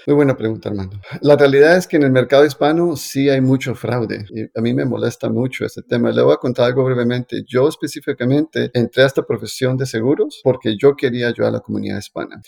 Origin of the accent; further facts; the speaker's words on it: Colombia; como yo soy colombiano